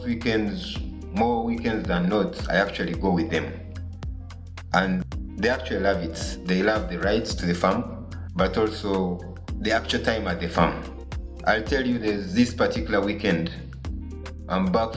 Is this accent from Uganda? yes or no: yes; Mbarara, Western Region, Uganda; born or raised there